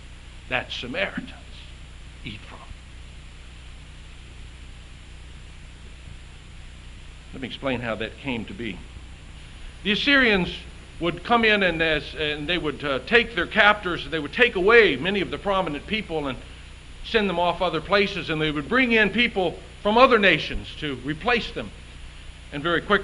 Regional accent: the South, United States; I grew up in the South

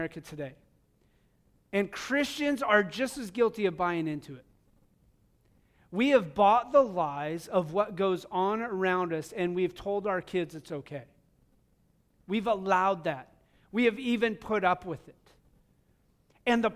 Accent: United States; also born or lived in Wyoming / Montana; now in Missouri, United States; growing up in Wyoming and Montana

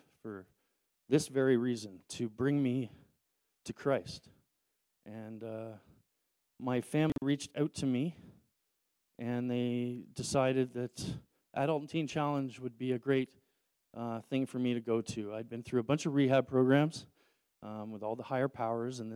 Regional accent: Toronto, Ontario, Canada; growing up in Toronto with a single mother

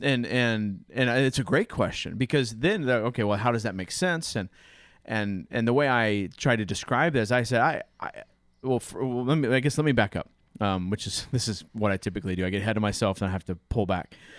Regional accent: United States; a boring white man from the United States

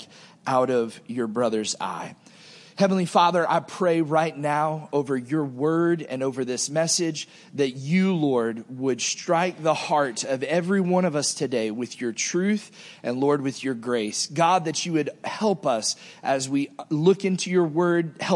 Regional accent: Naples, Fort Myers, Southwest Florida, United States; As I was growing up in Southwest Florida, Naples, Fort Myers, and the woods in between all that area

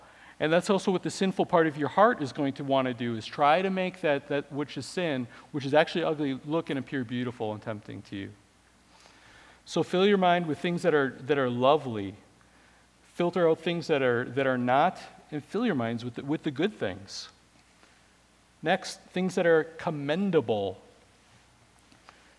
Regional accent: Wisconsin, United States; I grew up in Wisconsin

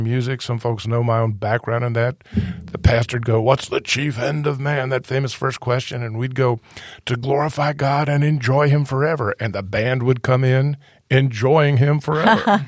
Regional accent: North Carolina, United States; I came to faith, uh, you know, as a high school student. I tell folks I was kind of living the North Carolina version of the movie

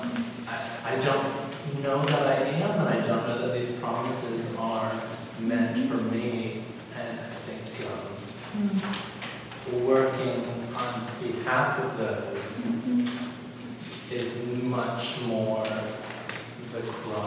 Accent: United States; as an American, as a white American male

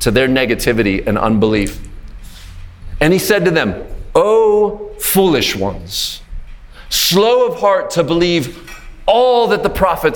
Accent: Pittsburgh, Pennsylvania, United States; I'm from Pittsburgh in Pennsylvania in the United States

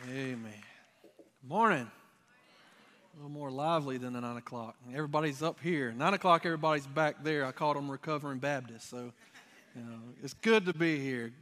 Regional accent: Dublin, Georgia, United States; I'm from the Dublin area

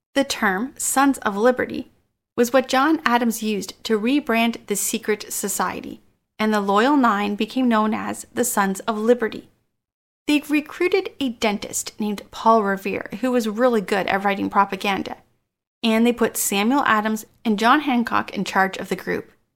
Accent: Canada; I am Canadian

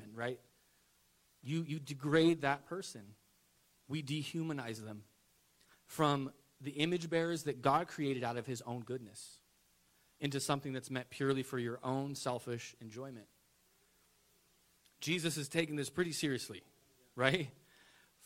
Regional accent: United States; As an American

